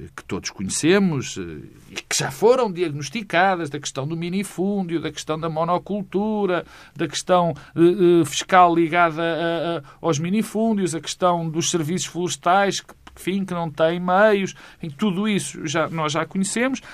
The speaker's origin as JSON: {"language": "Portuguese", "region": "Minho", "country": "Portugal", "said": "eu sou, eu sou minhoto"}